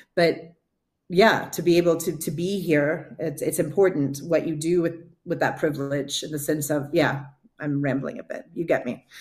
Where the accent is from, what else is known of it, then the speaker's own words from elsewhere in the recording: Texas, United States; moved away; also born or lived in Jordan; i'm from texas